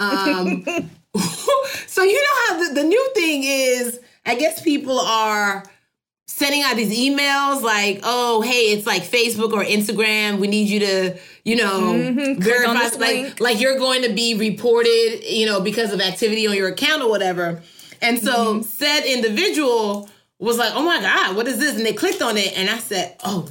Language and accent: English; Nigeria; I am Nigerian